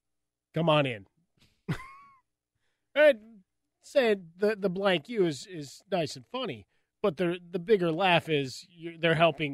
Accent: Chicago, Illinois, United States; I grew up in Chicago.

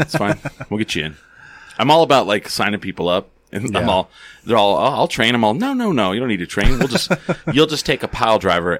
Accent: Chicago, Illinois, United States; We're from Chicago. Fuck it. We drink Malort, you know?

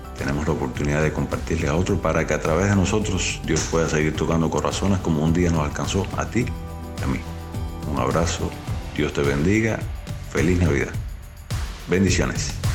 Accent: Cuba; also born or lived in Villa Clara, Cuba; una de las cárceles de nuestra isla

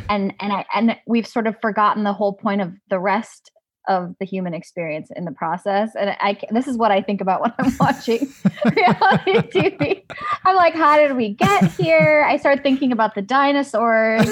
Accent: Highland Park, Illinois, United States; I am from Highland Park, Illinois, which is, yeah, like thirty minutes north of Chicago

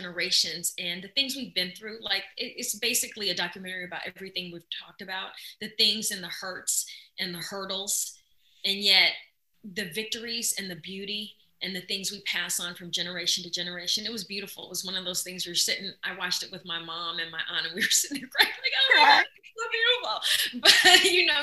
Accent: Midwest, United States; I come from the Midwest where grandma have you in the kitchen

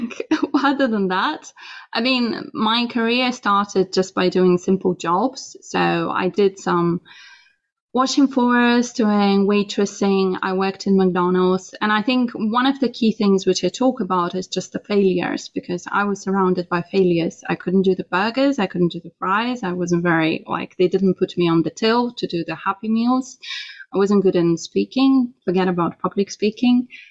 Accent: Russia; moved away as an adult; now in London, United Kingdom; I was born in Russia and I was born to quite a simple family

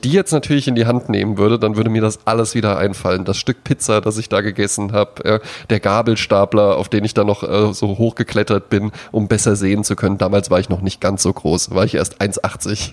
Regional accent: Germany; Ich bin ja auch am Hunert aufgewachsen.

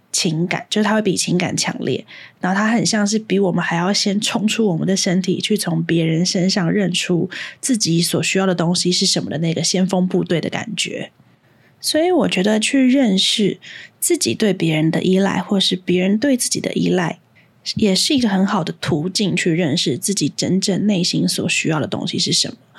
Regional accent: Hsinchu, Taiwan; also born or lived in Taipei; 我是新竹人，然后每天，就是小学一到六年级每天都是新竹、台北通勤

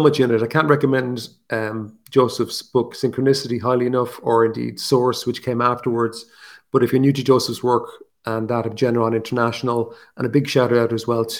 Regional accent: Ireland; accent: Irish; my Irish accent

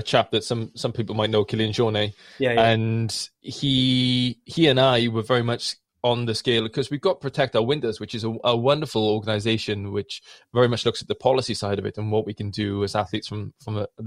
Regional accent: Blackwood, Wales, United Kingdom; I grew up in the South Wales Valleys in Blackwood, or just outside Pontlon Fryth.

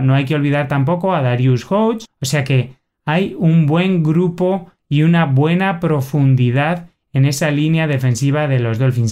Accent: Spain; en nuestro territorio español

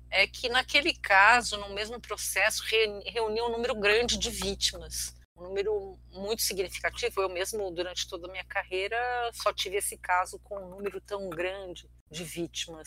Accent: Brazil; also born or lived in Syria; sou brasileira naturalizada, nasci numa aldeia de armênios que fica na Síria, vim para o Brasil com três anos

